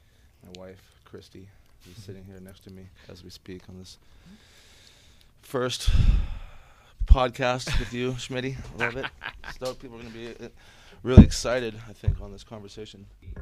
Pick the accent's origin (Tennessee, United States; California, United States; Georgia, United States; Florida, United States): California, United States; San Diego; now in Brooklyn, New York, United States; And I'm from Pacific Beach.